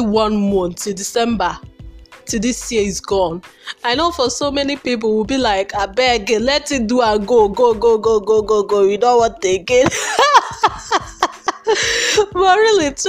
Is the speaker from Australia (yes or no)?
no; Nigeria; as a Nigerian undergraduate